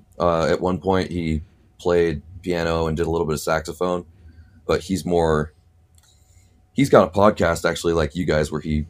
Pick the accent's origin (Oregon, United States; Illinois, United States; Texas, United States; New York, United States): Oregon, United States; also born or lived in Winter Park, Florida; Oregon. I grew up in Oregon. I'm definitely consider myself an Oregonian. Did not grow up in Portland though.